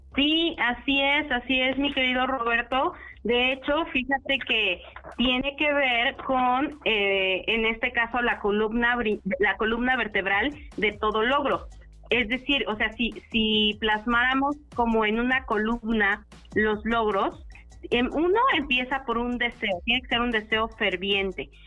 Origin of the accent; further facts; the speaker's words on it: Chignahuapan, Puebla, Mexico; Yo nací en Chignahuapan, ¿no? Entonces me tocó ver cómo ese crecimiento, siempre he vivido aquí en Puebla